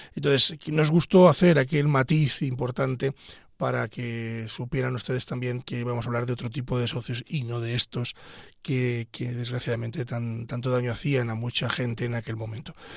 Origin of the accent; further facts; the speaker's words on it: Pedro Bernardo, Castile and León, Spain; soy abogado de Ávila, concretamente de Pedro Bernardo